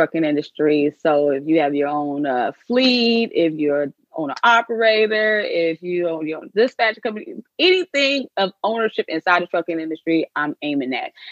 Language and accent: English; Prince George's County, Maryland, United States; moved away; also born or lived in Atlanta; I'm from PG County, Maryland